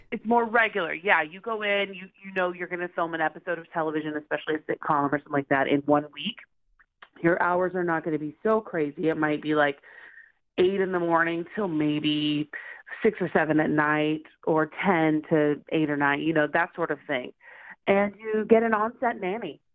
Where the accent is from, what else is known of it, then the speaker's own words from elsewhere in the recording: Oklahoma, United States; moved away as an adult; now in Los Angeles, United States; I'm originally from Oklahoma. So I moved to Los Angeles about 12 years ago um, to pursue a career in acting